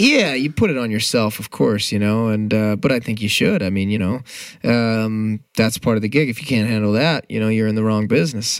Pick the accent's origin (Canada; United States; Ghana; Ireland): United States; St. Louis, Missouri; no offense to my hometown